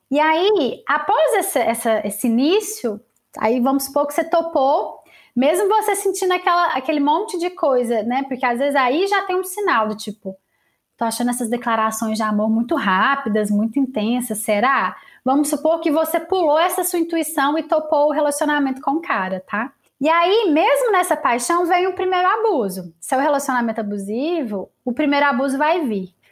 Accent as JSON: {"language": "Portuguese", "town": "Lavras", "region": "Minas Gerais", "country": "Brazil", "said": "Eu fui no shopping de Lavras, eu sou de Lavras, com meu amigo Igor, que é amigo meu desde que eu tenho 7 anos de idade"}